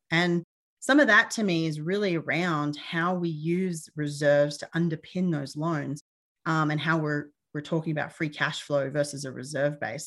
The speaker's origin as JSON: {"language": "English", "country": "Australia", "moved": "as an adult", "lives_now": "United States", "said": "I'm originally from Australia. Uh, I've been in the U S for a number of years"}